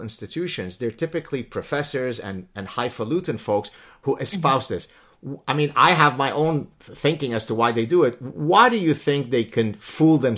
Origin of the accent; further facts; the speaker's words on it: Lebanon; first language Arabic; English is a second language; moved away; We're Lebanese Jews who escaped Lebanon under imminent threat of execution